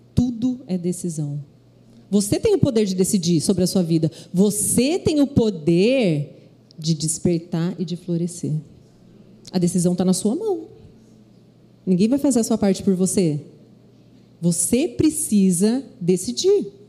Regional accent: Londrina, Paraná, Brazil; moved away as an adult; also born or lived in Rio de Janeiro; Deus me levou à minha cidade de Londrina. É, minha família toda mora lá

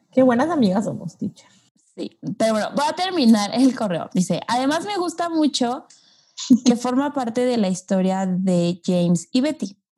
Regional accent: Yucatán, Mexico; El acento verdadero soy yo, de Yucatán.

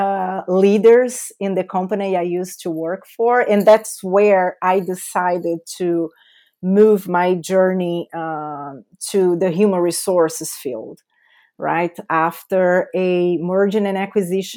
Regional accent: São Paulo, Brazil; accent: Brazilian; English is a second language; moved away; That's my beautiful accent is coming from Brazil. So I was born and raised in São Paulo, big city in Brazil, the biggest city in Brazil.

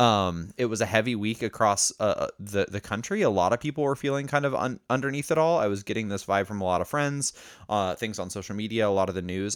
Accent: Indiana, United States; growing up in Indiana

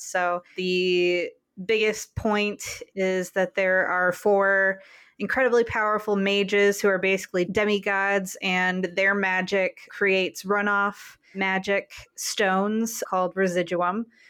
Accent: Grand Rapids, Michigan, United States; my hometown of Grand Rapids

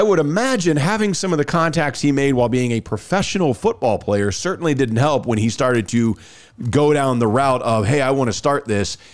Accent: Dallas, Texas, United States; moved away as an adult; now in Birmingham, United States; I'm from Dallas. I grew up there

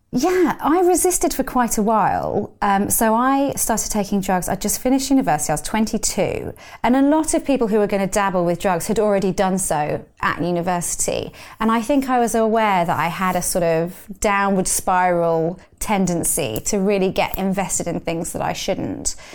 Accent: London, United Kingdom; I grew up in London

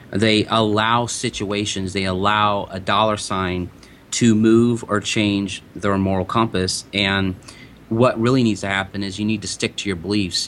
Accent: De Soto, Missouri, United States; growing up in DeSoto, Missouri

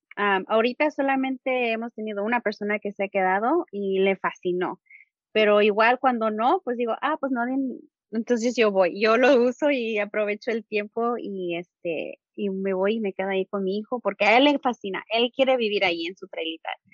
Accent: California, United States; first language Spanish; soy de California, de Estados Unidos

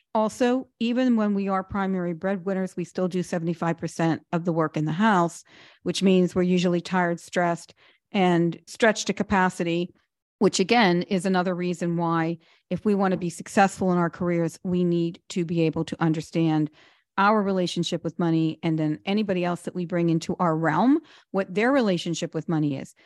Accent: Pittsburgh, Pennsylvania, United States; moved away as an adult; also born or lived in New York / Washington, D.C.; I come from Pittsburgh, not a lot of money

